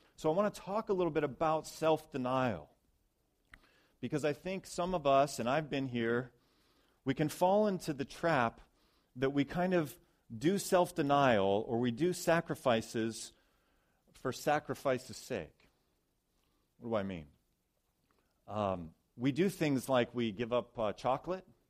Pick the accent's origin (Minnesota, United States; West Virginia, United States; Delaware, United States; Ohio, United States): Ohio, United States; moved away; I grew up in Ohio mostly